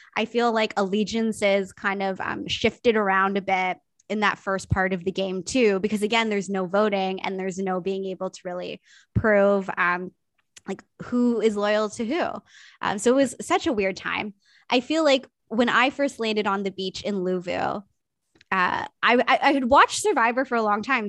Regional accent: Niagara, Ontario, Canada; I grew up in Niagara

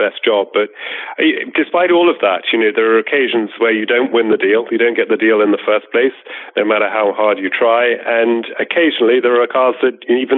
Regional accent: United Kingdom; I grew up a little bit outside of London, to the east of London

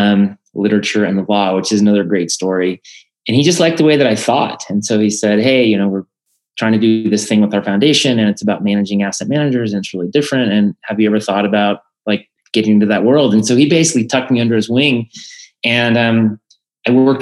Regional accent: Colorado, United States; I'm originally from Colorado.

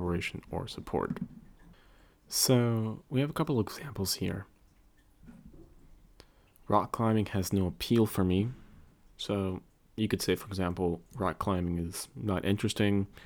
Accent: United States; accent: General American; first language English; American English, general American, the dialect of English that I speak

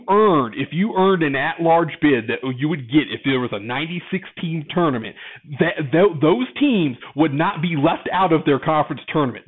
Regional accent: Chicago, Illinois, United States; I'm from Chicago.

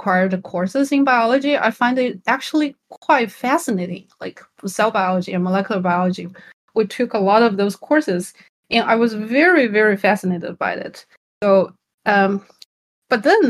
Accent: China; moved away; I'm Chinese, and I was born and raised in China.

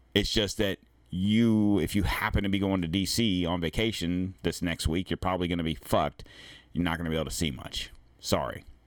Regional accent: the South, United States; I'm from the South.

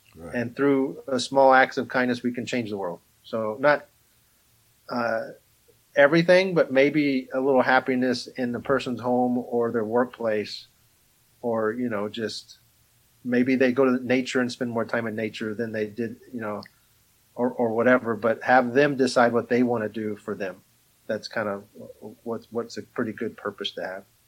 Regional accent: Amarillo, Texas, United States; also born or lived in Alabama; now in Kansas, United States; I grew up in a little town called Amarillo.

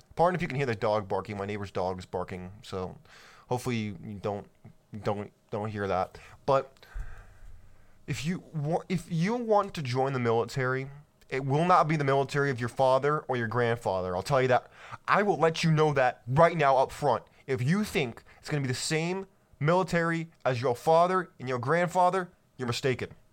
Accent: California, United States; I grew up in California

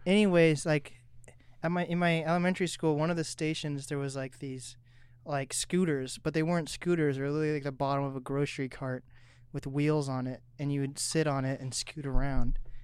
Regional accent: Kirkland, Washington, United States; I was born at Evergreen Hospital

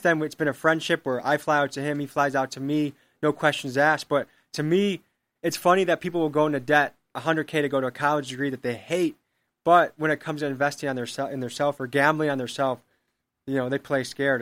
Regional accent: Crystal Lake, Illinois, United States; moved away as an adult; now in Milwaukee, United States; I grew up in Illinois

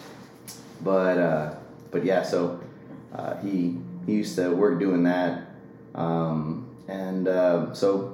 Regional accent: Los Fresnos, Texas, United States; So I'm from a small town down in South Texas called Los Fresnos. Nobody knows it, so I always say that I'm from Brownsville because it's a little bit bigger. Grew up down there

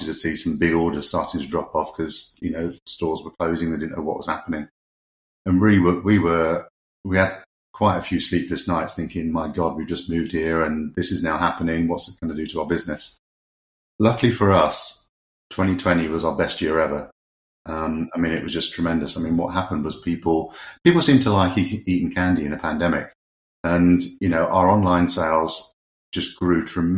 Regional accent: United Kingdom; moved away; being a Brit abroad

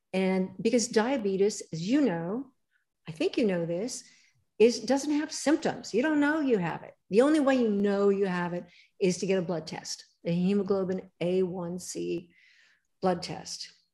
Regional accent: Pasadena, California, United States; also born or lived in Hollywood, Los Angeles; I grew up in LA. I, I grew up in Pasadena, actually, and was born in Hollywood, of all places to be born.

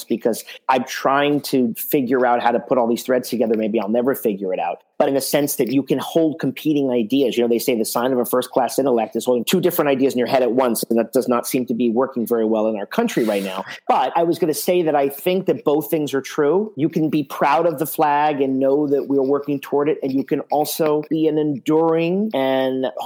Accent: United States; I'm proud to be an American.

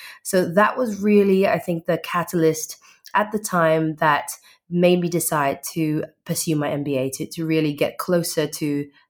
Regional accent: Perth, Western Australia, Australia; also born or lived in Singapore; I'm from Perth, Western Australia. I was actually born in Singapore, but migrated to Australia when I was 15.

